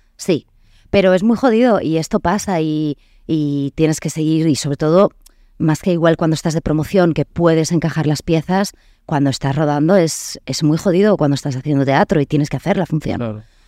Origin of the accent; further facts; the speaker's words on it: Vitoria-Gasteiz, Basque Country, Spain; moved away as an adult; also born or lived in Bidart, French Basque Country, France; now in Madrid, Spain; Me crío allí eh, un poco entre las dos, te digo. O sea, como siempre, País Vasco francés, entre Vidar, que es mi pueblo, y Vitoria